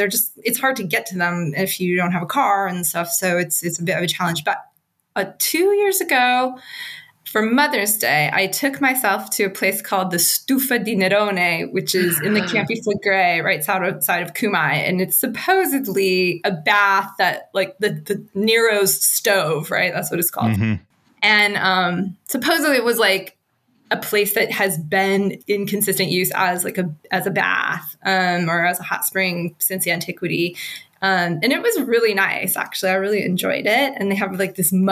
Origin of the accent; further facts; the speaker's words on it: Nevada, United States; moved away; also born or lived in Los Angeles; I'm from Nevada, which is, Sierra Nevada is like hot spring mecca